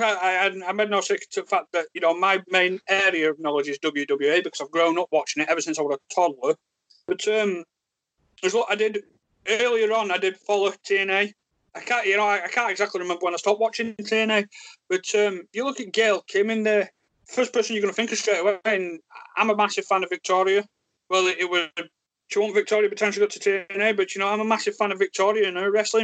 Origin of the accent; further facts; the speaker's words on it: Yorkshire and the Humber, United Kingdom; accent: Yorkshire; stupid Yorkshire accent